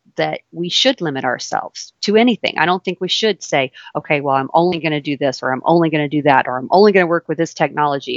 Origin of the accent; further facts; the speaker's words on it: Louisiana, United States; accent: southern; also born or lived in New York; I grew up here in Louisiana